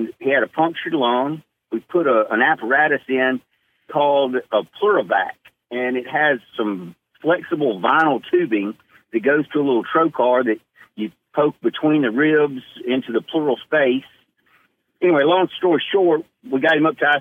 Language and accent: English; Jackson, Mississippi, United States; now in Starkville, United States; Born in Jackson, Mississippi.